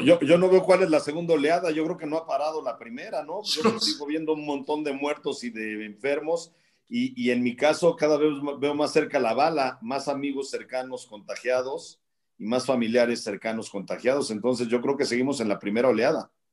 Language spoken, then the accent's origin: Spanish; Mexico; como mexicanos